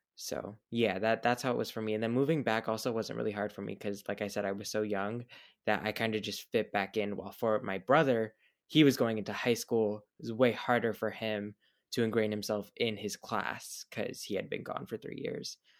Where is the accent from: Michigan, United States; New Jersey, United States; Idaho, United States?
New Jersey, United States; Hillsborough; also born or lived in Marlboro, New Jersey / Belgium; I moved to Hillsboro when I was about three, turning four